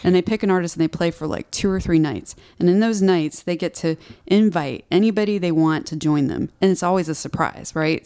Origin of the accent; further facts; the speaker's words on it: Houston, Texas, United States; moved away as an adult; also born or lived in Austin, Texas; now in Nashville, United States; I grew up in Houston, which is like a concrete jungle